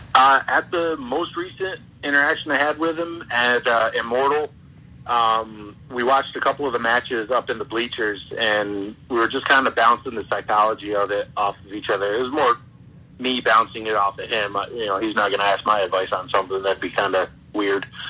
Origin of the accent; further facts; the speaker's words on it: Ticonderoga, New York, United States; moved away as an adult; also born or lived in Plattsburgh, New York / Schenectady, New York; I grew up in Ticonderoga